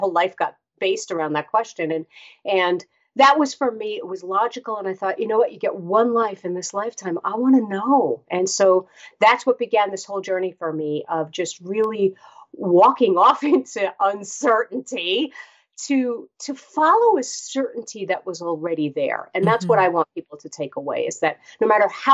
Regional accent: New York City, New York, United States; born or raised there

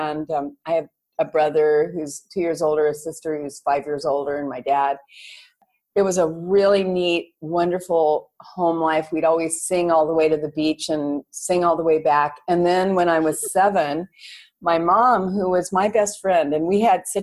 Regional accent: Los Angeles, California, United States; now in Koh Phangan, Thailand; I'm a Valley girl and brought up in the San Fernando Valley in California

